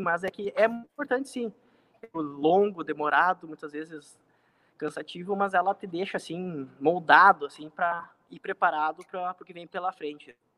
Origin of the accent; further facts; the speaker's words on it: Porto Alegre, Rio Grande do Sul, Brazil; now in Santo Ângelo, Brazil; eu sou nascido em Santo Ângelo, né? Uh, e fui muito novo, ainda criança, fui morar em Porto Alegre. A partir dos nove anos de idade, uh, fui com a família morar em Alegre, tive toda, praticamente toda a minha vida lá. Foram 18 anos morando em Porto Alegre.